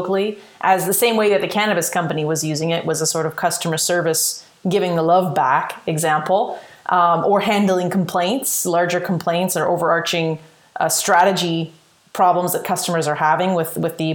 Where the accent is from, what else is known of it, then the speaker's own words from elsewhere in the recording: Australia; I'm Australian